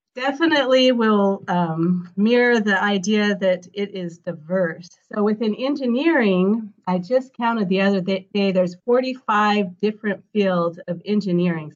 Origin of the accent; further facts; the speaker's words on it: Colorado Rocky Mountains, United States; I grew up in Colorado Rocky Mountains